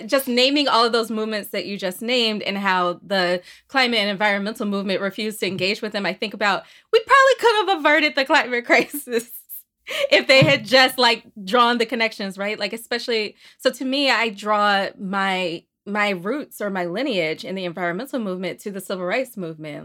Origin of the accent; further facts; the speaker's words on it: Birmingham, Alabama, United States; also born or lived in Port Gibson, Mississippi; now in Harlem, New York, United States; I am originally from Birmingham, Alabama, by way of Port Gibson, Mississippi, and I live in Harlem